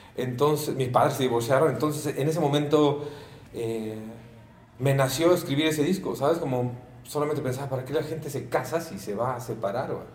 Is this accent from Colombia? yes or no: no; Mexico; soy mexicano a muerte